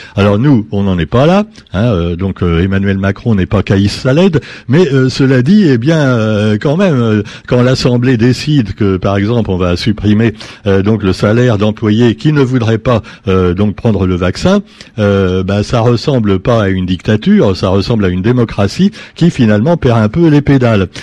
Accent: France; parce qu'on est français

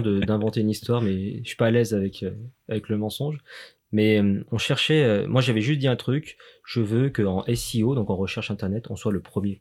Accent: Lyon, Auvergne-Rhône-Alpes, France; on est lyonnais

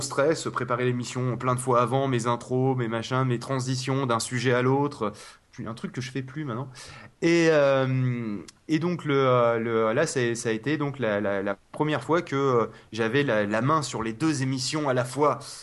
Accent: Toulouse, Occitania, France; je suis de Toulouse

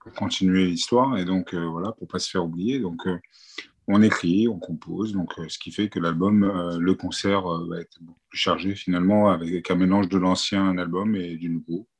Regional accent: France; je suis né en France

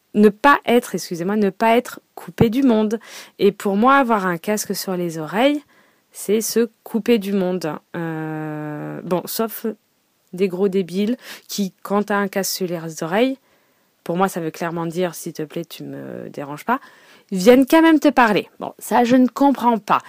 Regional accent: Paris, Île-de-France, France; je suis parisienne donc bon maintenant banlieusarde hein, euh, donc avant, quand j'étais euh, ado, euh, forcément, je prenais tout le temps le métro

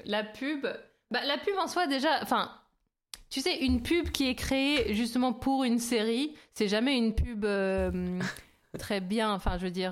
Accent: France; nous, bien sûr, en tant que Français

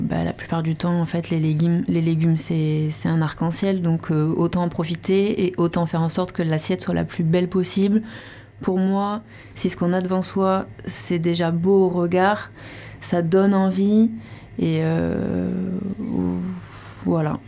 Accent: Pau, Nouvelle-Aquitaine, France; moved away as an adult; also born or lived in Toulouse; now in Landes, France; je suis originaire de Pau, j'ai grandi à Pau

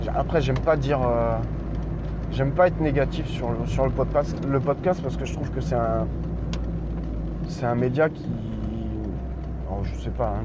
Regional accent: Normandy, France; also born or lived in Nord; now in Bordeaux area, France; Je suis normand, je suis passé dans, je suis passé dans le nord et j'ai atterri dans le bordelais

